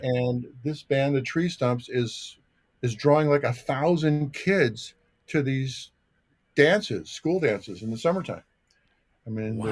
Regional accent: North Olmsted, Ohio, United States; also born or lived in New Jersey; I was born in New Jersey, but sort of my my formulation ninth grade started in North Olmsted High School in in the Cleveland, Ohio area

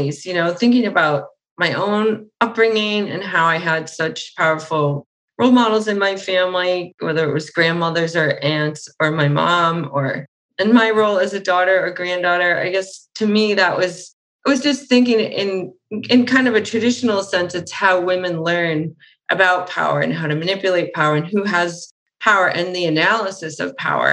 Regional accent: Boston, Massachusetts, United States; I was from Boston

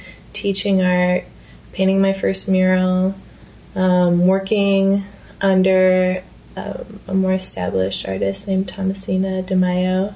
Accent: Midwest, United States; moved away as an adult; now in San Francisco, United States; I am from the Midwest, so street art isn't as big of a thing there, especially in smaller towns

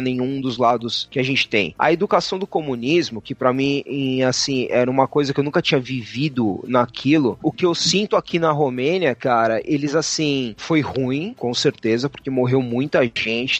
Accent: Brazil; moved away as an adult; now in Romania; eu sou brasileiro

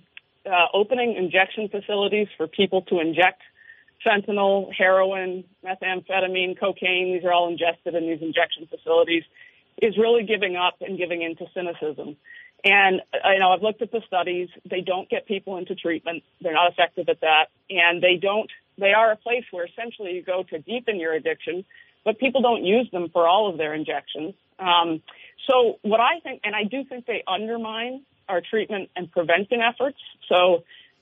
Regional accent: Vermont, United States; I'm born and raised in Vermont

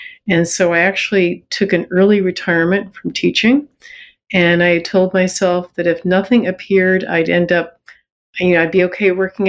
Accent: Buffalo, New York, United States; moved away as an adult; now in Toronto, Canada; I grew up in Buffalo, New York

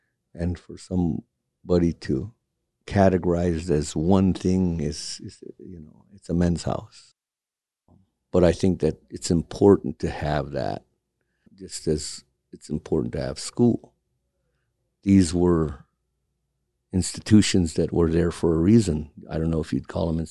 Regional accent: Point Hope, Alaska, United States; also born or lived in Kotzebue, Alaska; now in Anchorage, United States; from Point Hope, Alaska. I was born in Kotzebue and raised in Point Hope and then transplanted here to Anchorage

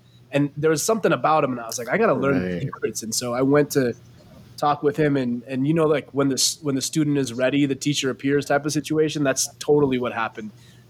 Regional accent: Los Angeles, California, United States; born or raised there

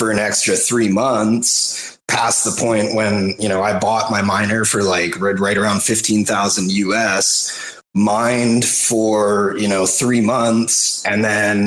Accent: Victoria, British Columbia, Canada; also born or lived in Vancouver, Canada; I was born in Vic. But yeah, I've been around. I lived in Van for a few years

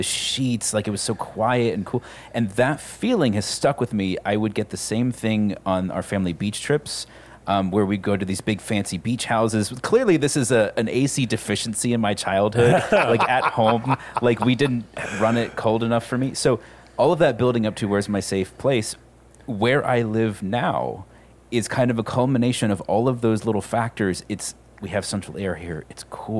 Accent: Virginia, United States; I grew up in Virginia

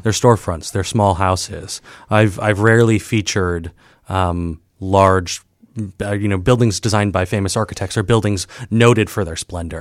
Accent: Saint Paul, Minnesota, United States; also born or lived in Ohio; now in Chicago, United States; I'm from Saint Paul, Minnesota.

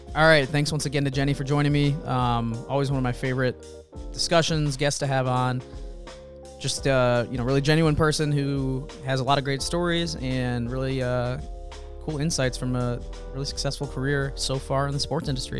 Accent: Champaign, Illinois, United States; my hometown, Champaign, Illinois

